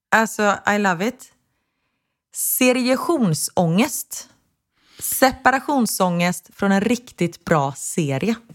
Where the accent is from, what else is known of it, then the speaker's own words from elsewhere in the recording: Sweden; svenskar är ju, förlåt, nu ska jag inte dra alla svenskar över en kam, men vi är lite tråkigare än om man jämför med amerikaner